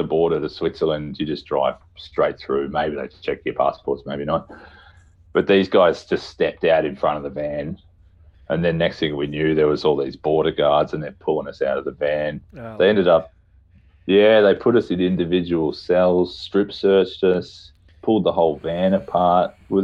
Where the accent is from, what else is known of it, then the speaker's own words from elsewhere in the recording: Australia; moved away as an adult; also born or lived in Berlin; as an Australian